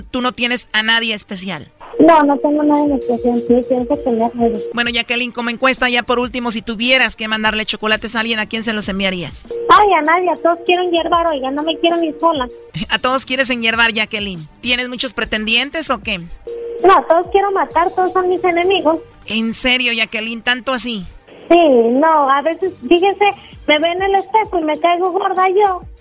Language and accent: Spanish; Mexico; tengamos la necesidad como mexicanos de huir a otro país